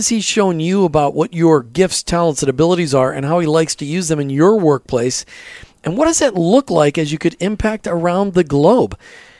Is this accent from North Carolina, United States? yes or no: no; Minnesota, United States; we're both from Minnesota